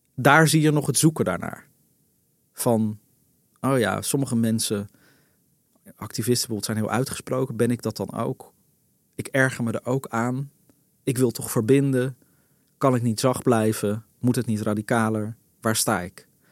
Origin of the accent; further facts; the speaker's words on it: Netherlands; ik ben een Hollander